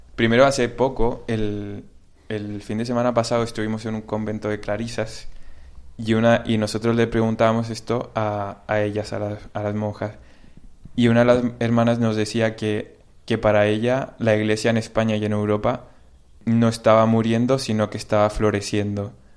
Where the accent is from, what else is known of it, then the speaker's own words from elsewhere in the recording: Santiago, Santiago Metropolitan Region, Chile; moved away as an adult; now in Spain; Yo soy de Santiago de Chile